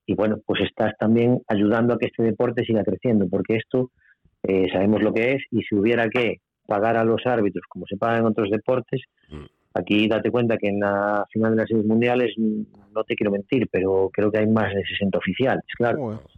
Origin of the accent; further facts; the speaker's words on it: Pontevedra, Galicia, Spain; en Pontevedra, en mi tierra